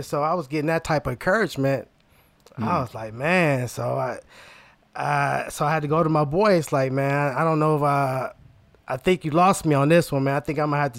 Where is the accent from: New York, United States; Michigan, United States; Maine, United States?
Michigan, United States; Inkster; I came from Inkster, just all black